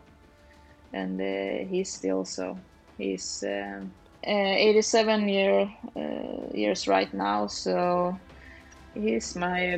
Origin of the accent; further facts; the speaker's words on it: Lysehamn, Sweden; moved away as an adult; also born or lived in Falun; Lysehamn is like my hometown, but I haven't lived here the last 15 years